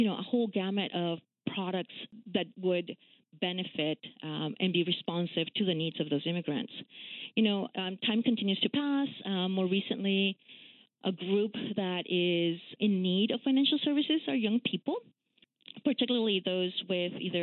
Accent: Peru; moved away as an adult; now in Washington, D.C., United States; I am actually an immigrant. I grew up in Peru when we were under a military dictatorship.

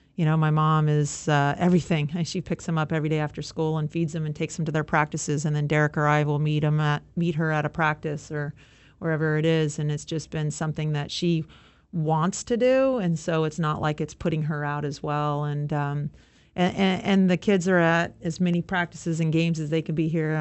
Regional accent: Southern California, United States; I grew up in Southern California

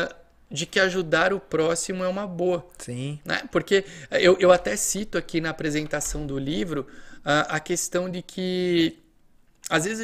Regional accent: Itápolis, São Paulo, Brazil; E também para a Patrulha Mirim de Itápolis, que é a minha cidade natal.

